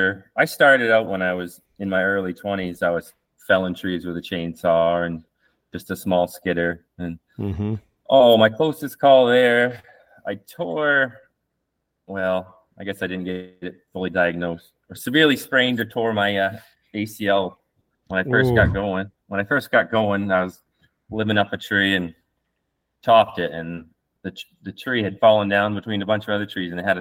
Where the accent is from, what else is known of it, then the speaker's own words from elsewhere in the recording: Southern Maine, United States; I grew up in Southern Maine